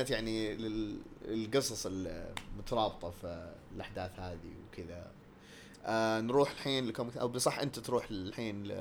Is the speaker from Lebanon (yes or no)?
yes; Lebanon; انا اصلي لبناني